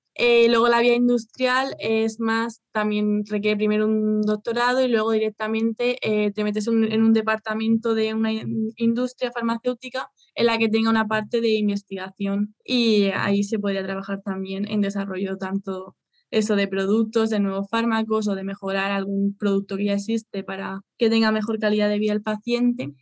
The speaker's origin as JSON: {"language": "Spanish", "country": "Spain", "moved": "as an adult", "lives_now": "Germany", "said": "soy española, pero ahora mismo estoy trabajando en Alemania"}